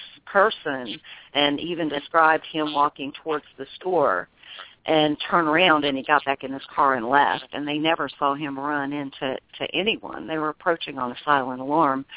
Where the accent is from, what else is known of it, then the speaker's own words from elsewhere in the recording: Memphis, Tennessee, United States; I'm from Memphis